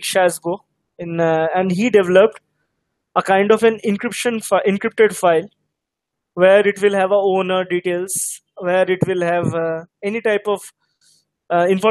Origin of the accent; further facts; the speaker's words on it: Hyderabad, Telangana, India; I am from Hyderabad